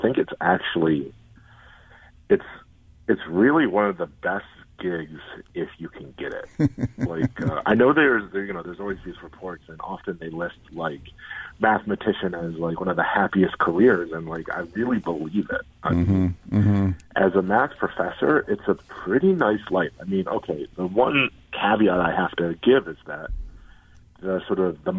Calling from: Cambridge, Massachusetts, United States; Boston. Cambridge, right by MIT.

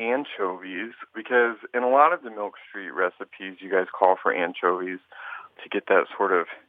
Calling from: Burbank, California, United States; Burbank, California.

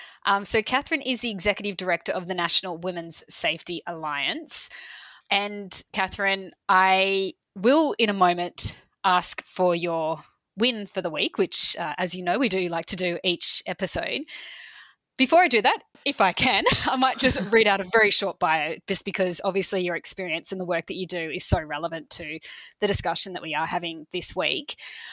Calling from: New South Wales, Australia; I'm joining you from Gadigal land.

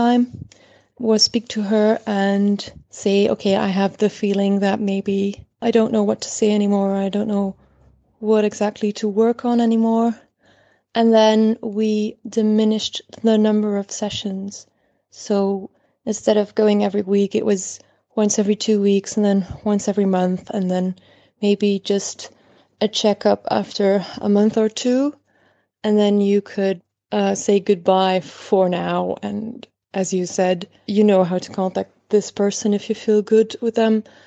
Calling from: Belgium; English is a second language; Sorry for the accent, by the way. I'm calling from Belgium.

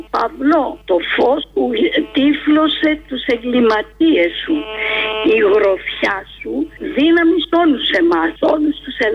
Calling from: Heraklion, Crete, Greece; είμαι από το Ηράκλειο τη Κρήτη.

